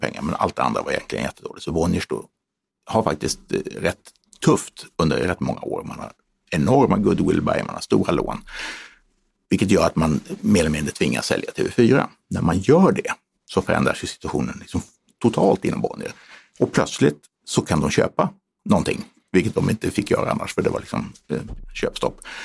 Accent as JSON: {"language": "Swedish", "town": "Umeå", "region": "Västerbotten County", "country": "Sweden", "tie": "born or raised there", "also_born_or_lived": "Stockholm", "moved": "yes", "said": "jag är född i Stockholm men uppvuxen i Umeå"}